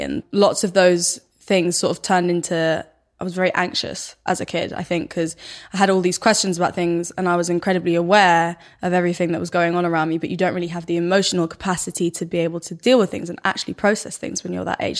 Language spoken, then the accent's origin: English; Stockholm, Stockholm County, Sweden; accent: thick Stockholm; my accent, like, my dialect is really, really Stockholm, like, super thick